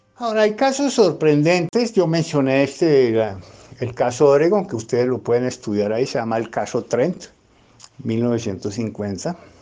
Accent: Bogotá, Colombia; yo soy eh, economista bogotano

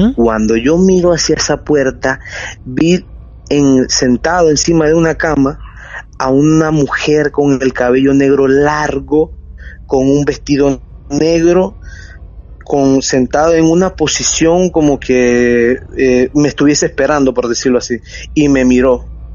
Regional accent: Chiriquí, Panama; moved away as an adult; now in Panama City, Panama; soy de una provincia que se llama Chiriquí

